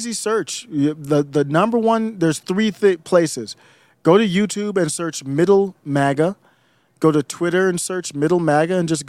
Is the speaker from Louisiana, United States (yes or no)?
no; Cleveland, Ohio, United States; also born or lived in Michigan / Minnesota; now in Colorado, United States; I'm from Cleveland, been in Michigan, Minnesota. Cleveland's the worst with the snow, lake effect, but I'm in Colorado now.